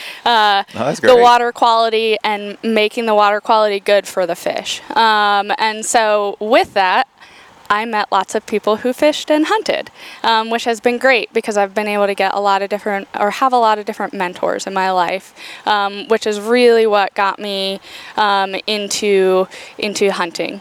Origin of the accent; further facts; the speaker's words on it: Pennsylvania, United States; moved away as an adult; also born or lived in North Carolina; now in Tennessee, United States; I grew up in Pennsylvania in like the middle of nowhere